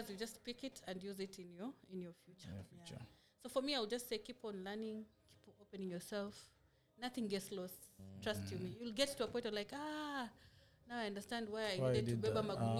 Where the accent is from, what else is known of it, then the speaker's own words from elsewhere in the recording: Likoni, Mombasa County, Kenya; I grew up in Likoni.